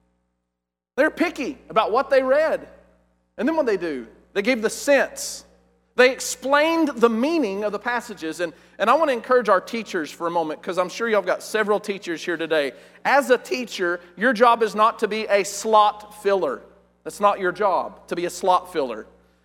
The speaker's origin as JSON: {"language": "English", "region": "West Texas", "country": "United States", "said": "I'm from West Texas and we're uneducated"}